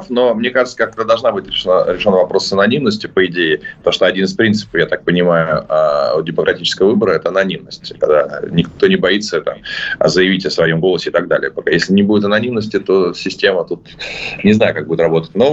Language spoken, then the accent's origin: Russian; Saint Petersburg, Russia; now in Moscow, Russia; Я из Петербурга, и мы, конечно, с, и даже несмотря на то, что живу в Москве, мы все равно с завистью всегда смотрим на вот хотя бы на развитие метро в Москве.